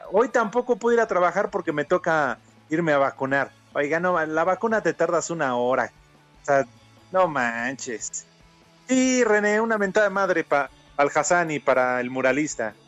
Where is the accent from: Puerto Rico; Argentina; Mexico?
Mexico; Así somos todos los mexicanos